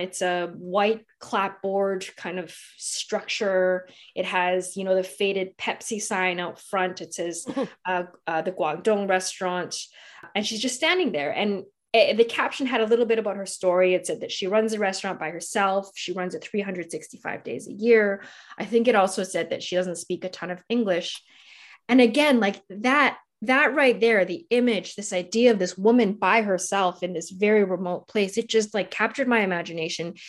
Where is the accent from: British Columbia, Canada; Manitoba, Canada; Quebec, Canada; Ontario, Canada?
British Columbia, Canada; Vancouver; moved away; I'm originally from Vancouver